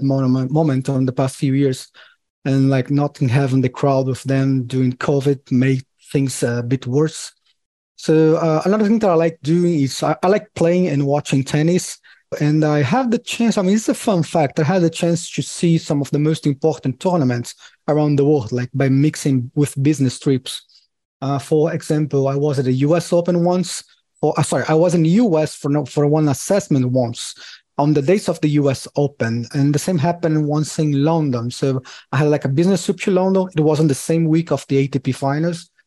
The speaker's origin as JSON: {"language": "English", "country": "Brazil", "said": "I'm from Brazil"}